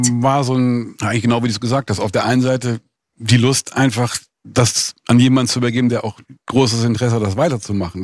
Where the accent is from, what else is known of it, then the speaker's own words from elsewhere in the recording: Bonn, North Rhine-Westphalia, Germany; also born or lived in London; now in Biesenthal, Germany; ich bin halt aus Bonn